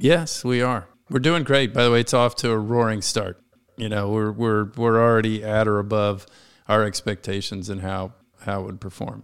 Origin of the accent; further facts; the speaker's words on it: Washington, District of Columbia, United States; This is my hometown. I was born and raised here